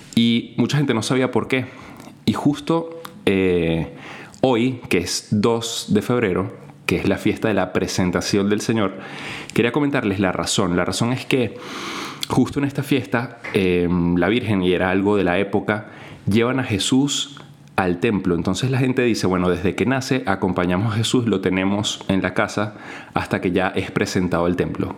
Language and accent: Spanish; Venezuela; en mi país, en Venezuela